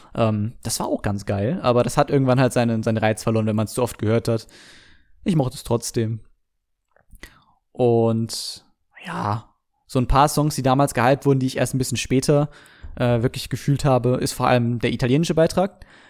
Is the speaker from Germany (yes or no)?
yes; Germany; bei uns in Deutschland